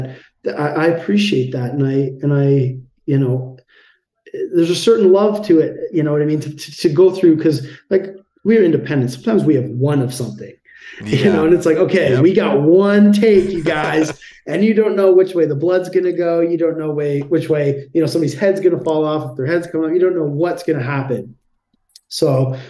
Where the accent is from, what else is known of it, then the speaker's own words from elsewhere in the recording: Canada; we're guys from Canada